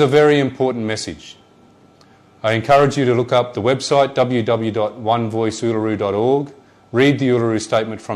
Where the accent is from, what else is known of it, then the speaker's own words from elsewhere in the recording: Darwin, Northern Territory, Australia; I'm born and bred on Larrakia land